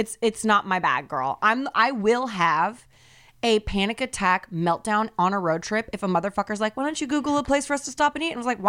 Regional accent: United States; As an American

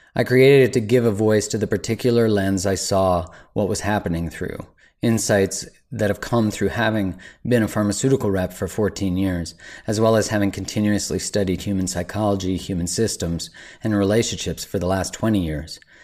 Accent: Canada; as a Canadian

